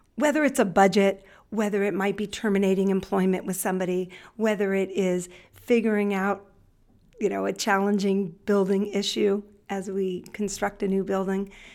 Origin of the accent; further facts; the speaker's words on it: Los Angeles, California, United States; I grew up here in Los Angeles. I grew up in the San Fernando Valley in Northridge.